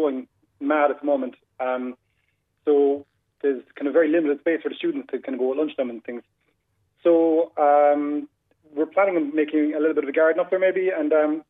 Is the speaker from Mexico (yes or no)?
no; Crosshaven, Munster, Ireland; I'm actually from Crosshaven myself